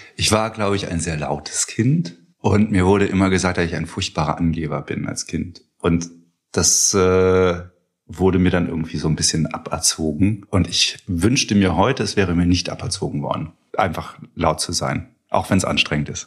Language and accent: German; Eifel, Germany; moved away as an adult; also born or lived in Trier; now in Cologne, Germany; ich bin Landkind, komme aus der Eifel und habe da die ersten 19 Jahre meines Lebens verbracht